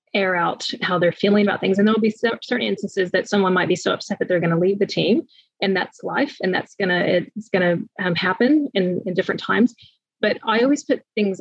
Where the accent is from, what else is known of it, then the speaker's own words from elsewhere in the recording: United States; moved away as an adult; now in New Zealand; I'm moving from the States